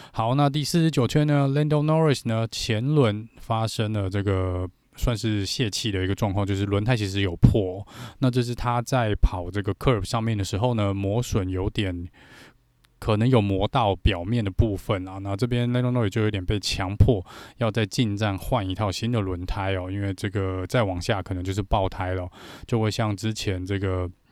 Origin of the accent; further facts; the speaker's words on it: Taiwan; 我们台湾这边